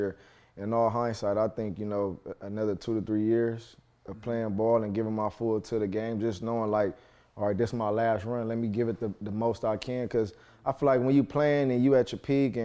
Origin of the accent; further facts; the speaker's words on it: Los Angeles, California, United States; I'm born and raised here in Los Angeles, California